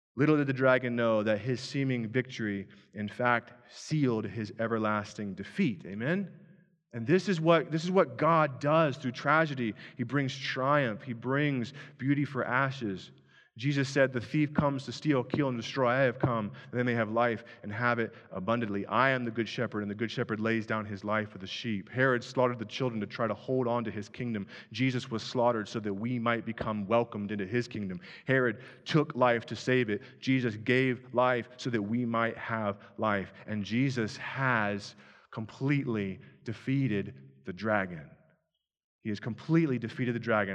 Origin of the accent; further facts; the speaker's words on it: Owensville, United States; moved away; Owensville, my hometown, which had two stop, well, one stoplight when I lived there